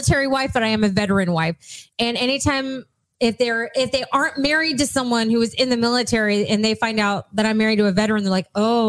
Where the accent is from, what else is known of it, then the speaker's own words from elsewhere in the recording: George West, Texas, United States; I grew up in a very small town, George West, Texas.